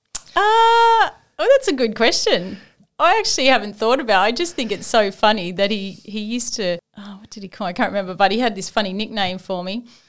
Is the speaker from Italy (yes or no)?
no; Sydney, New South Wales, Australia; moved away as an adult; also born or lived in Gosford / Granville; now in Port Macquarie, Australia; I ain't living in Port Macquarie. I'm from Sydney.